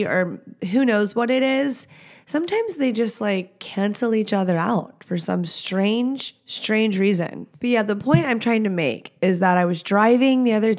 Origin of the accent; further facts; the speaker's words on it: Texas, United States; I'm not from here. I'm from Texas.